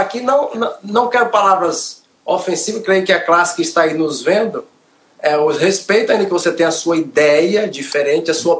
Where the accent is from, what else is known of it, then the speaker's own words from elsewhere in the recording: Aporá, Bahia, Brazil; sou da Bahia, Aporá, Bahia